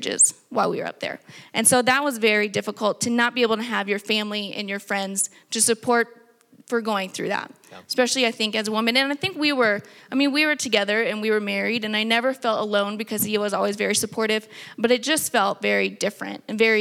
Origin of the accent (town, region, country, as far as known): Texas, United States; now in New Mexico, United States